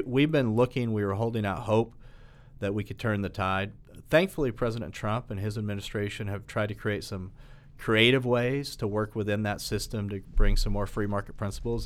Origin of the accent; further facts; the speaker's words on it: Catoosa, Oklahoma, United States; I grew up in Catoosa uh, and and played soccer there